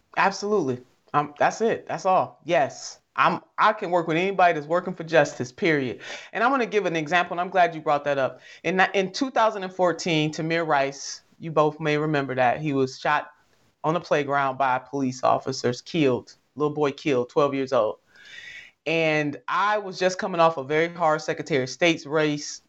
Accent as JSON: {"language": "English", "region": "Ohio", "country": "United States", "said": "right here in my home state"}